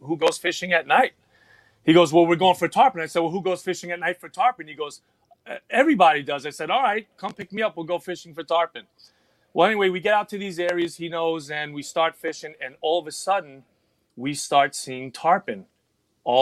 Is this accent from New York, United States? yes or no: yes; New York City, New York, United States; now in Texas, United States; I was born and raised in the Bronx, New York, New York City.